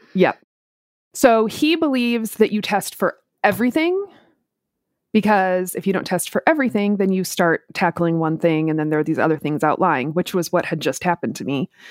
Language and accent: English; Minneapolis, Minnesota, United States; moved away as an adult; now in Tampa, United States; I grew up in Minneapolis, so I've done both the very cold and the very hot.